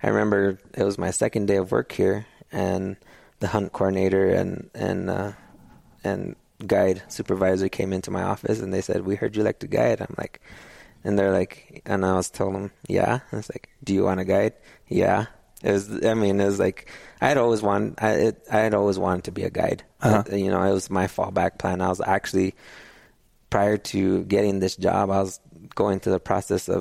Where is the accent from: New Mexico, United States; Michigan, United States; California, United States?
New Mexico, United States; Sandia Pueblo; also born or lived in Colorado; I'm from Sandia Pueblo, which is a little native community there north of Albuquerque. Grew up there.